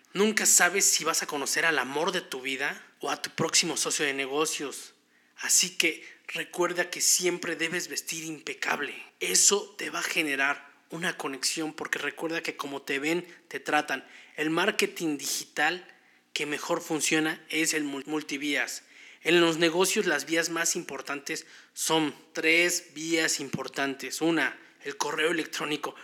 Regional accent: Mexico

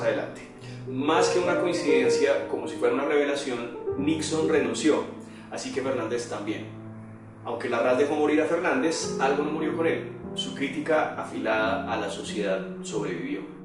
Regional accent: Colombia; como colombiano

